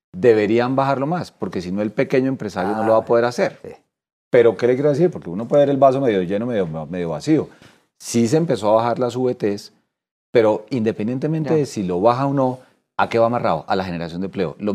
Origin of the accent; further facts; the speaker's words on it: Colombia; Entonces nosotros como colombianos, más allá de esta discusión, tenemos que dar el debate